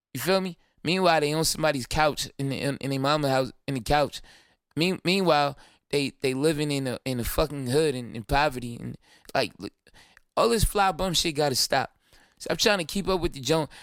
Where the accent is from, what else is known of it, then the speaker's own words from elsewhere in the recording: Brooklyn, New York, United States; I'm from Brooklyn.